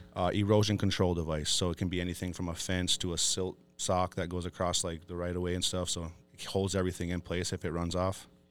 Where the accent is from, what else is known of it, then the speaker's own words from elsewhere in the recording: Fond du Lac Reservation, Minnesota, United States; I was born and raised on Fond du Lac